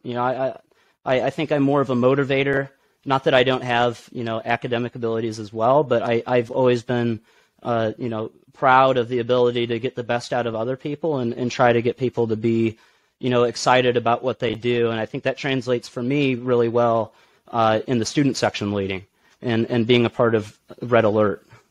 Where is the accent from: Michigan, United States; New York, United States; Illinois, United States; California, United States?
Illinois, United States; Bloomington; also born or lived in Lawrence, Kansas; my mom and dad went to school out there and then moved to Bloomington Normal when I was three years old